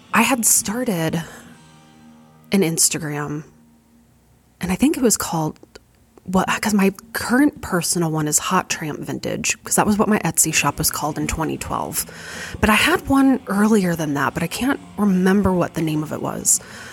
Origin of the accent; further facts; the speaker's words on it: Fargo, North Dakota, United States; growing up in Fargo, North Dakota